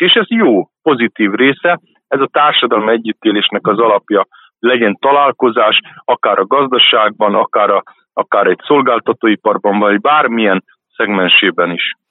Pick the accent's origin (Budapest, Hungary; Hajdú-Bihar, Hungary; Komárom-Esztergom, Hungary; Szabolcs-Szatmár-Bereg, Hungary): Komárom-Esztergom, Hungary; Esztergom; Én egy esztergomi roma családban születtem, egy olá cigány családban, ami azt jelenti, hogy a nyelvet is beszéltük